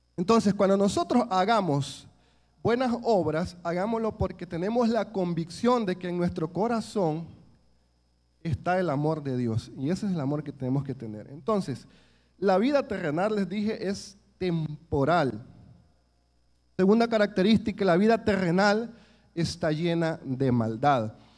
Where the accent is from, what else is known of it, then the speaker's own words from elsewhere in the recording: El Salvador; nuestro país